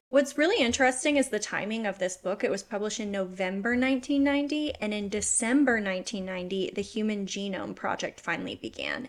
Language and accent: English; United States; I'm American